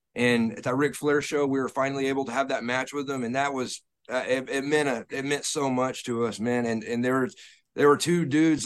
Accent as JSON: {"language": "English", "region": "Texas", "country": "United States", "tie": "born or raised there", "said": "we grew up in Texas"}